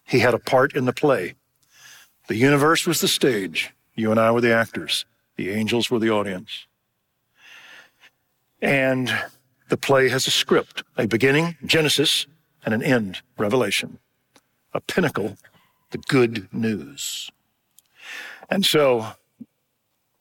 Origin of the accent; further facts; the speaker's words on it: United States; we're American